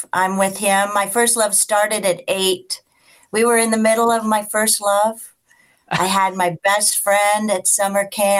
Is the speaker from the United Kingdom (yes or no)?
no; Arizona, United States; Yeah, it's Arizona. There's something about the if there's something about the intense heat and then the city of New York, I'm from the Wild West. Arizona doesn't even seem to be a part of the United States.